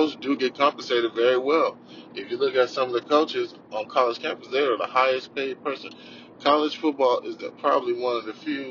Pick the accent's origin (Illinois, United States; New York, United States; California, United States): California, United States; also born or lived in Arkansas; We moved to California when I was 7